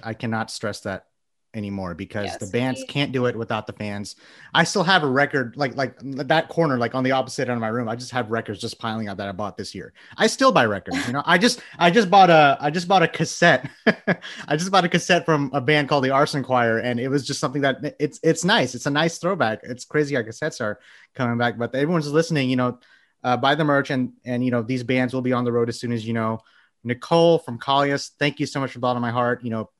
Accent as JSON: {"language": "English", "region": "Texas", "country": "United States", "said": "I'm from Texas. That's a given."}